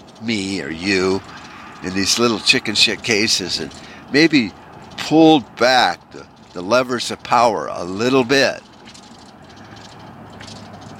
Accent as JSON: {"language": "English", "country": "United States", "said": "as American patriots"}